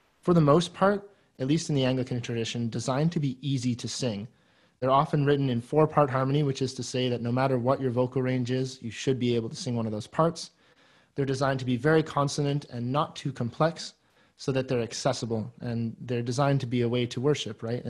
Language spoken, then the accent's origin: English; Guelph, Ontario, Canada; now in Kingston, Canada; I'm from Guelph